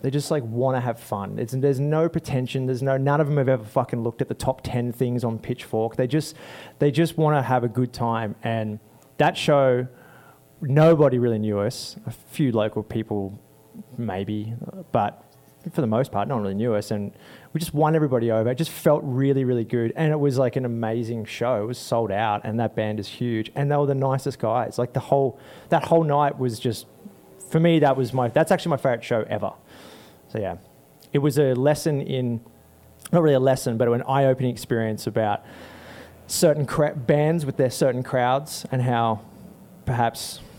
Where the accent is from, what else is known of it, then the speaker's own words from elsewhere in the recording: Bristol, South West England, United Kingdom; We're three cats. We're from Bristol, England.